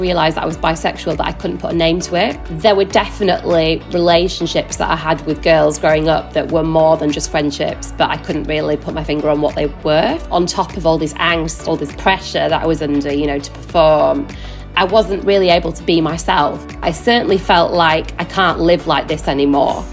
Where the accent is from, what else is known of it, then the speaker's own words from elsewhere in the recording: Yorkshire and the Humber, United Kingdom; now in London, United Kingdom; I'm originally from West Yorkshire